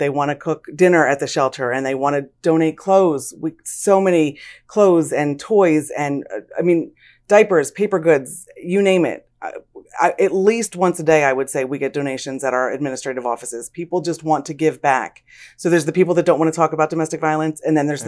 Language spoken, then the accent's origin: English; Lansdale, Pennsylvania, United States; I was born and raised in Lansdale